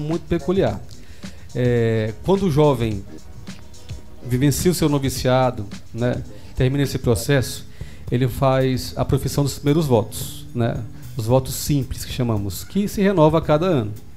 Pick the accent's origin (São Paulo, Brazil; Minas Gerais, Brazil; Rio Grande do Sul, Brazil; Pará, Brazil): Pará, Brazil; Capitão Poço; moved away as an adult; now in Belém, Brazil; E lá nasci e morei até os 18 anos de idade.